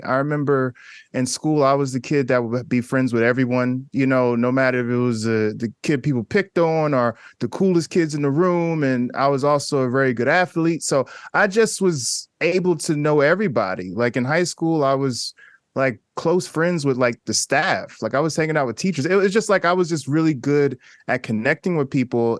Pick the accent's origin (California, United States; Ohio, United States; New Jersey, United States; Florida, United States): New Jersey, United States; Newark; I grew up in Newark, New Jersey